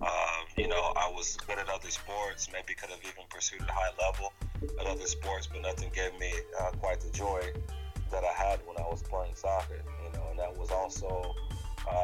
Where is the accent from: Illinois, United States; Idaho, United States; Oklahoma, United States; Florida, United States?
Oklahoma, United States; I grew up in Oklahoma, in an area that's you know, socioeconomically very, very low